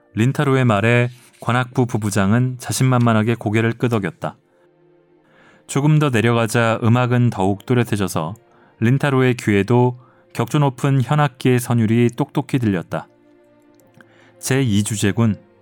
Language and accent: Korean; South Korea; 저는 한국인이고